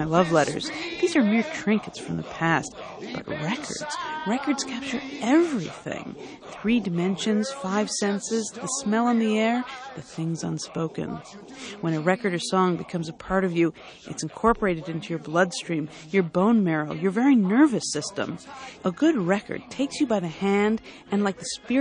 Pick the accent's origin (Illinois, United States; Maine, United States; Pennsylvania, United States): Illinois, United States; I was from Illinois